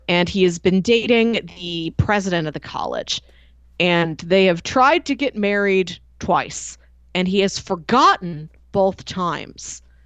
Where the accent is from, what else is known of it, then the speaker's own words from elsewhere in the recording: Midwest, United States; me as a Midwesterner